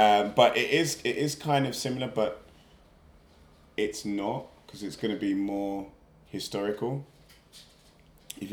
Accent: London, United Kingdom; I'm from South London, born and raised

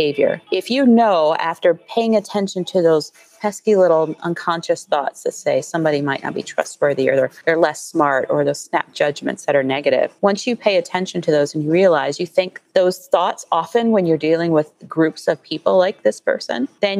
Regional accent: Columbus, Ohio, United States; moved away; I'm originally from Columbus, Ohio

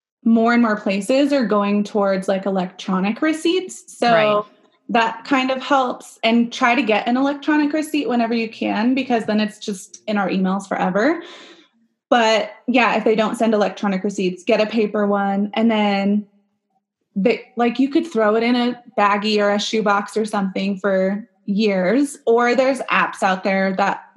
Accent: California, United States; now in Arizona, United States; So I live in Arizona, but I'm from California.

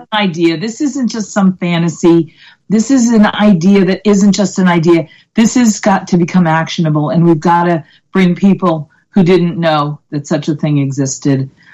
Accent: Boston, Massachusetts, United States; I'm from Boston

